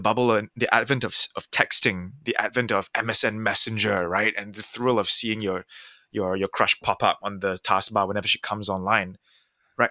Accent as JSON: {"language": "English", "country": "Singapore", "tie": "born or raised there", "said": "growing up in Singapore in the nineties"}